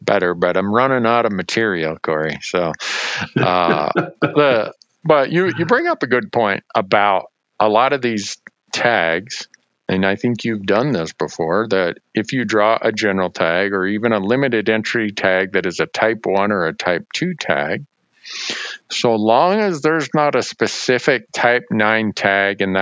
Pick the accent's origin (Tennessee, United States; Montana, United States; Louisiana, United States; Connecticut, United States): Montana, United States; My home state of Montana